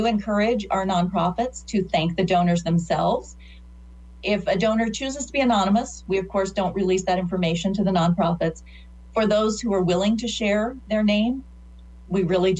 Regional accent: Northeast Nebraska, United States; So I grew up in Northeast Nebraska

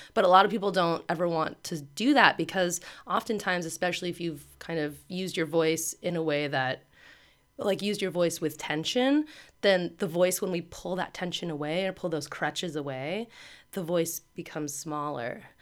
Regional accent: Pasadena, California, United States; I'm from Pasadena

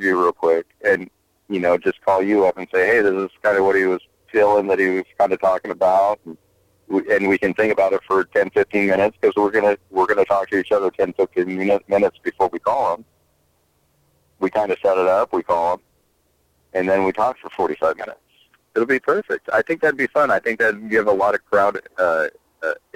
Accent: United States; accent: American; I've always been American

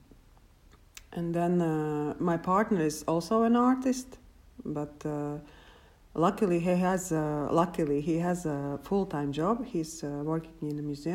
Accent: Latvia; moved away as an adult; now in Helsinki, Finland; I'm from Latvia

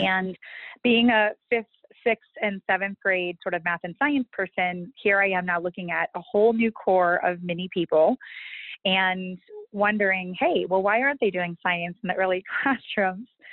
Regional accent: Hudson, Massachusetts, United States; I grew up in Hudson, Mass.

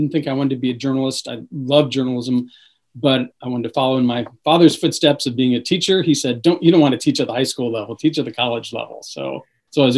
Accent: Mendota, Illinois, United States; I grew up in Mendota, Illinois

